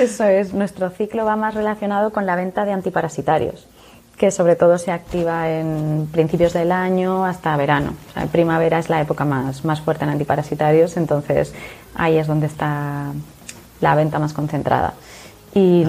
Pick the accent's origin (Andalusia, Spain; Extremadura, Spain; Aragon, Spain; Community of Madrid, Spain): Aragon, Spain; Zaragoza; yo que soy de Zaragoza